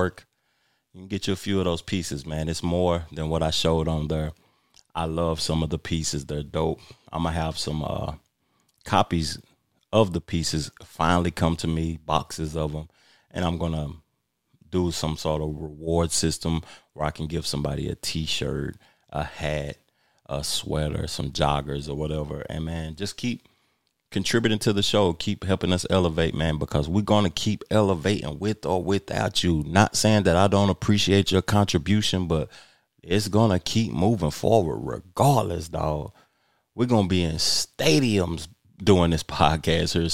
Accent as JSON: {"language": "English", "country": "United States", "said": "I'm American"}